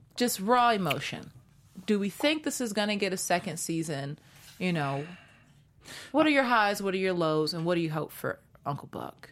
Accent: Seattle, Washington, United States; now in Los Angeles, United States; I'm from Seattle

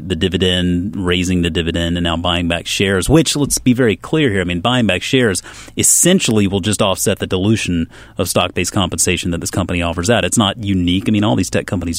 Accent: South Carolina, United States; moved away; also born or lived in Georgia; I was actually born in South Carolina, but we moved up here from Georgia.

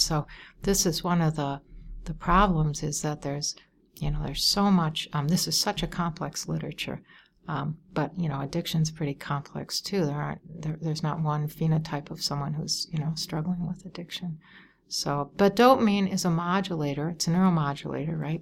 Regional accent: Wauwatosa, Wisconsin, United States; now in Chicago, United States; I grew up in Wauwatosa, Wisconsin

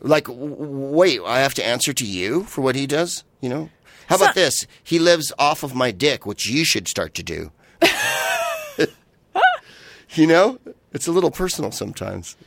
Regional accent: San Francisco, California, United States; I'm from San Francisco

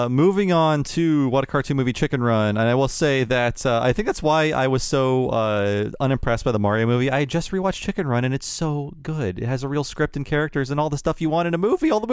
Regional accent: London, United Kingdom; moved away; Even though I'm from London slash England, I personally prefer to refer myself as British

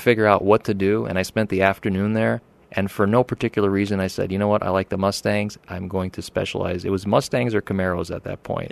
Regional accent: Pocono Mountains, Pennsylvania, United States; moved away as an adult; also born or lived in Oregon; now in Arizona, United States; I grew up out there in the Pocono Mountains

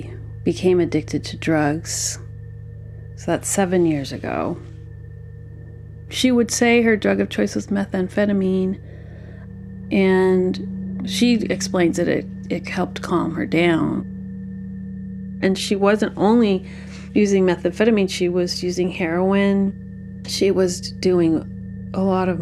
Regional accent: Berkeley, California, United States; I was born and raised in Berkeley, California

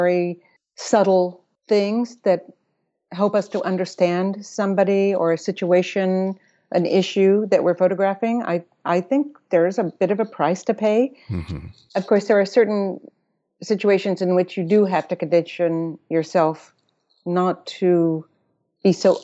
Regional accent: Austin, Texas, United States; moved away; also born or lived in Electra, Texas / New York; I was born in Electra, Texas, a little town, but I grew up in Austin

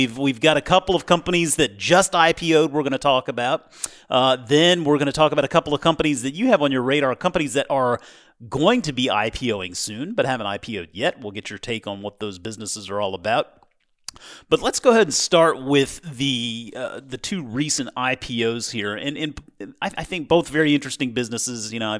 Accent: South Carolina, United States; also born or lived in Georgia; now in Washington, United States; You know, given that I'm from South Carolina and moved up here from Georgia, yeah, I kind of do feel like this is the Northeast

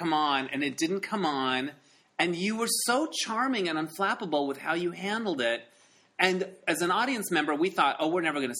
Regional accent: Holbrook, Arizona, United States; I grew up in Arizona

